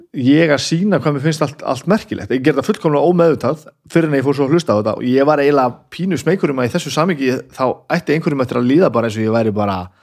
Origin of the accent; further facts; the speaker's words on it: Reykjavík, Capital Region, Iceland; ég fættur og uppalinn í Reykjavík